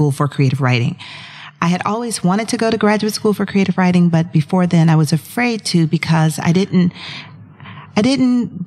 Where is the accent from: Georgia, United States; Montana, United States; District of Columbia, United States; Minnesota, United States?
Georgia, United States; Atlanta; I grew up in Atlanta, Georgia, so I'm a Southerner